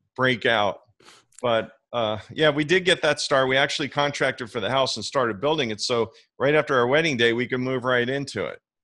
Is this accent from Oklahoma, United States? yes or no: no; New York area, New Jersey, United States; now in Florida, United States; growing up in the New York area